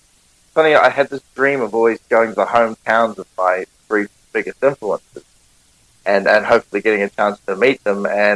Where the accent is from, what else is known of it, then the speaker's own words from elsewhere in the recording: New Zealand; accent: Kiwi; Sat down at the bar, having my Kiwi accent